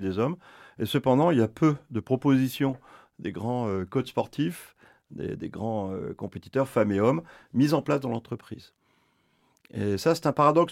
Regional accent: France; chez nous en France

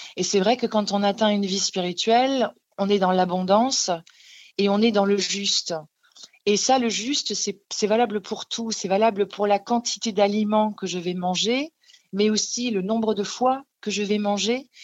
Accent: Alsace, Grand Est, France; j'ai grandi en Alsace

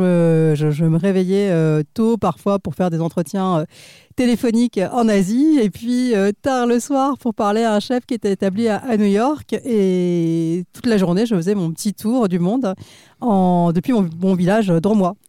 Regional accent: India; moved away; je suis née en Inde

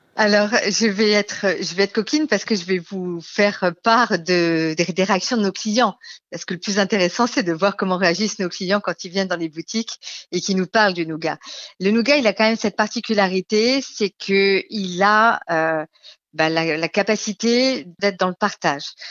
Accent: Lorraine, Grand Est, France; moved away; Alors moi, je suis Lorraine à la base. Quand je remontais en Lorraine

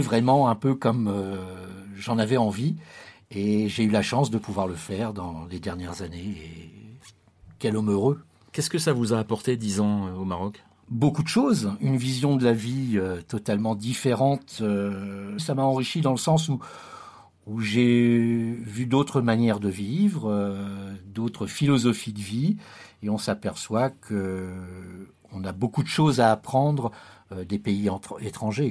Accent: France; moved away as an adult; also born or lived in Morocco; de revenir en France, puisque j'avais quitté la France pendant plus de dix ans, euh, c'était de me challenger aussi, de revenir un peu sur ma terre natale

